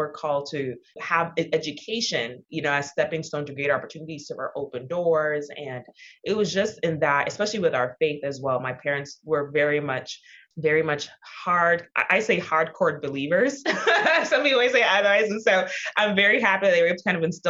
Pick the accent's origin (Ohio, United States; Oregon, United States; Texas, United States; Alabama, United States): Texas, United States; Houston; I am the daughter of Nigerian immigrants. I was born and raised in Houston, Texas